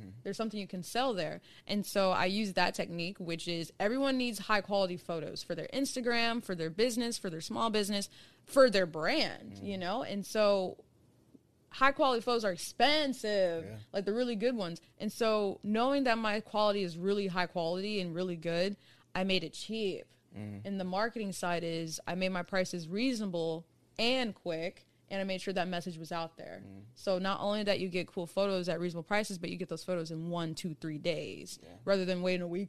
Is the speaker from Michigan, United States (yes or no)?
no; Cincinnati, Ohio, United States; I'm from Cincinnati, Ohio.